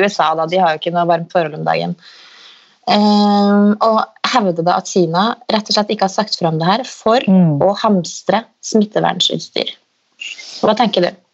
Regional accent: Steinkjer, Trøndelag, Norway; der vi vokste opp, på, på Lerkehaug da, i Steinkjer

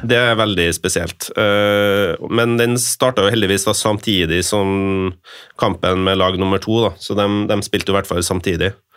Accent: Norway; føler seg litt sånn malplassert som nordmann, hvit nordmann på denne tribunen

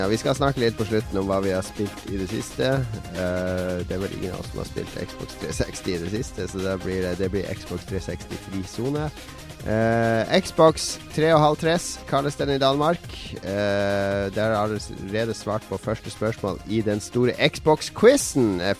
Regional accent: Bergen, Vestland, Norway; Jeg, jeg, jeg er ikke fra Norge, jeg er fra Bergen.

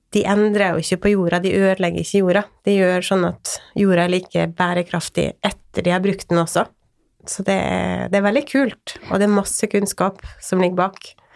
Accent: Åndalsnes, Møre og Romsdal, Norway; now in Sørlandet, Norway; Jeg er opprinnelig fra Åndalsnes

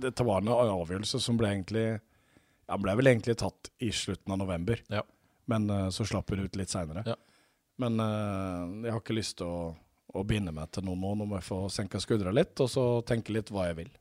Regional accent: Mjøndalen, Buskerud, Norway; moved away; sjøl om jeg bodde i Mjøndalen, så er jeg oppvokst med, med pinnekjøtt

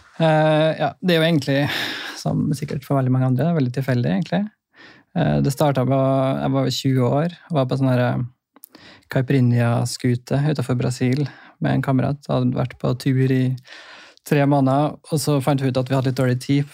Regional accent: Trondheim, Trøndelag, Norway; also born or lived in Bøler, Oslo; now in Oslo, Norway; Kommer fra Trondheim

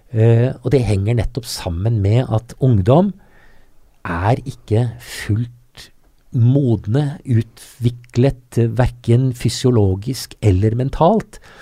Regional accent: Norway; som nordmann med norsk pass

